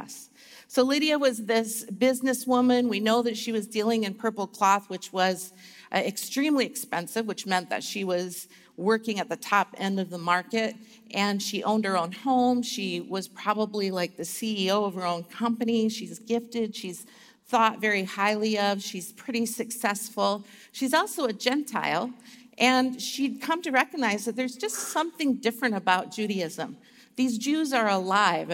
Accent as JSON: {"language": "English", "region": "Alaska", "country": "United States", "tie": "born or raised there", "said": "I grew up in Alaska, and I had to go to school till it was minus 60 degrees Fahrenheit"}